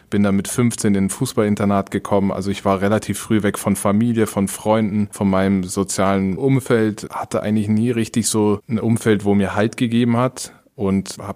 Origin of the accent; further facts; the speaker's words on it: Karlsruhe, Baden-Württemberg, Germany; Ich bin mit 13 von Karlsruhe, wo ich aufgewachsen bin, nach Mannheim, weil mein Vater da gearbeitet hat äh, bei den Amerikanern.